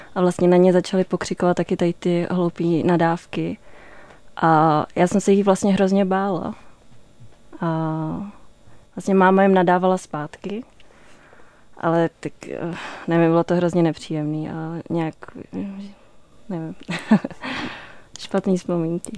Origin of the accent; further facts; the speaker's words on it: Aš, Karlovy Vary Region, Czechia; já jsem vyrostla v Aši